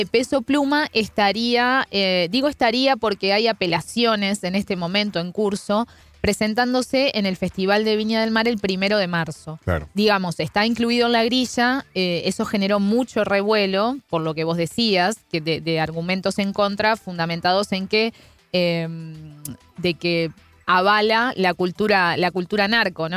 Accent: Uruguay; soy una uruguaya fallada, siempre digo, porque no tomo mate

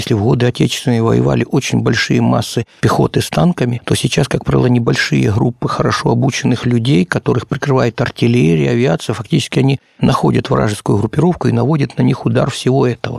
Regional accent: Horlivka, Donetsk Oblast, Ukraine; also born or lived in Moscow; Я уроженец города Горловки Донецкой области

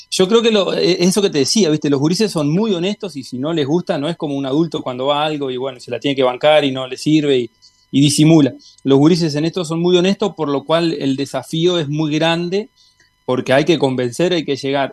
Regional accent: Tacuarembó, Uruguay; yo soy de Tacuarembó

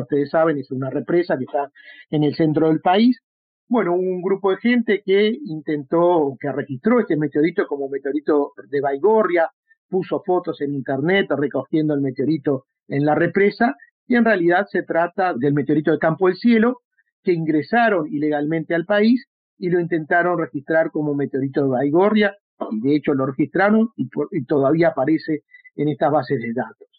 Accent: Uruguay; aquí en el Uruguay

